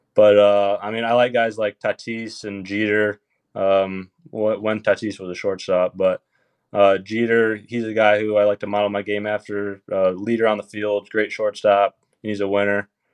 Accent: Michigan, United States; I'm from Michigan

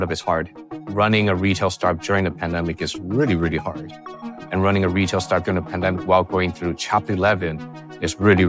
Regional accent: California, United States; You know, I grew up in the Bay Area. And my parents were immigrants and they worked really hard.

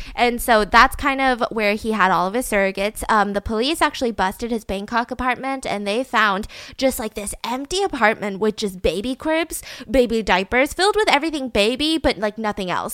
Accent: the South, United States; I grew up in the South, so, like, there's a lot of basements

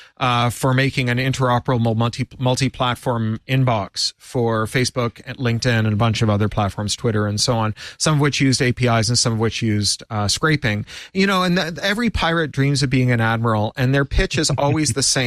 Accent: Canada; as a Canadian

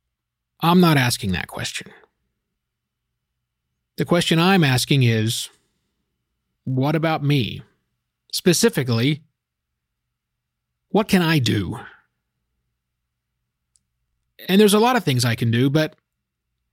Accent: Oklahoma, United States; I was born in Oklahoma, and I was raised, at least in my teenaged years, in a very small town that had no black people in it

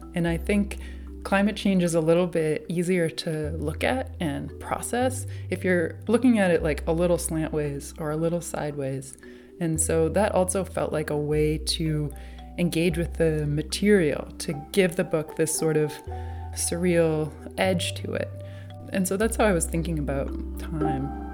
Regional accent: New Hampshire, United States; I grew up in New Hampshire, out in the woods

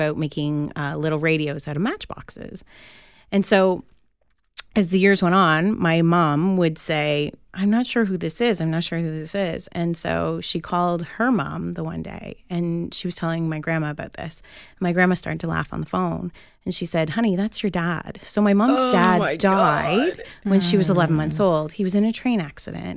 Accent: Toronto, Ontario, Canada; now in Durham, Canada; I was born in Toronto, and I actually passed my first ever house on Kingston Road

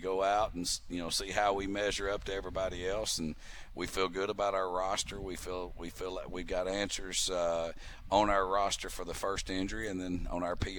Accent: United States; moved away as an adult; now in Edmonton, Canada; I'm from the States

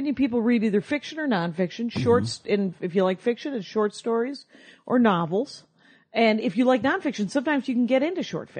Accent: Wisconsin, United States; I'm from Wisconsin. And there's a lot of Germans and a lot of Swedes

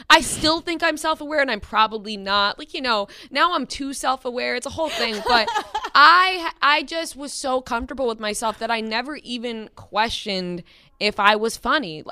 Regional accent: Long Island, New York, United States; I'm from Long Island, and my dad drove me into the city at least three, four times a week

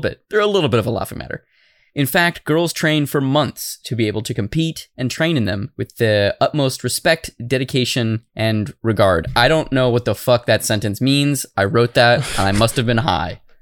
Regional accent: Arizona, United States; I'm from Arizona. We don't even have schools there

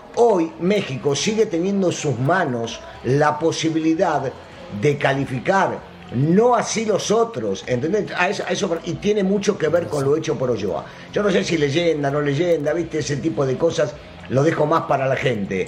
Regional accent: Argentina

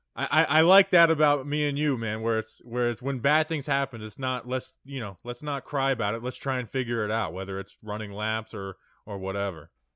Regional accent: New Jersey, United States; now in Florida, United States; I'm down here in Florida, you know, I was, I'm born in Jersey. So, you know, like, it's like, okay, I'm from Jersey

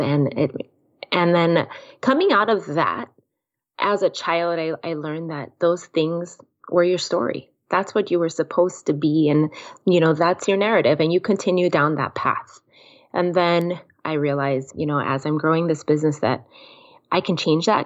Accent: Kona, Hawaii, United States; named after my hometown

